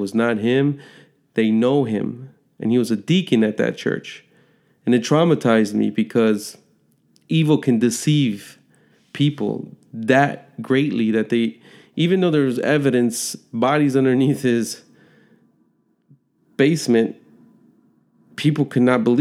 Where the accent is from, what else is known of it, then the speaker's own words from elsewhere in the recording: Chicago, Illinois, United States; moved away; I was born and raised in Chicago